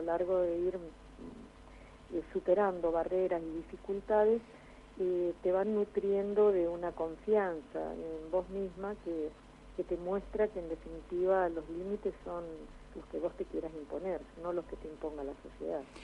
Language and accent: Spanish; Argentina; retornar hacia la sociedad y hacia mi país